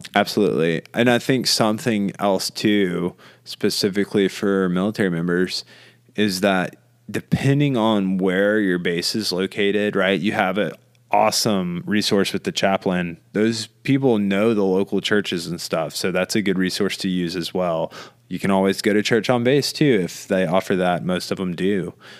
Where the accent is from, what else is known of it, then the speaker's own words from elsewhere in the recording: Bible Belt, the South, United States; where we're from, growing up in the Bible Belt